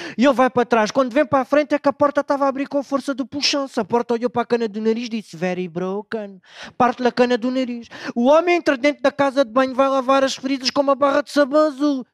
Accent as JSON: {"language": "Portuguese", "town": "Beja", "region": "Alentejo", "country": "Portugal", "tie": "born or raised there", "said": "Lá na minha terra, em Beja"}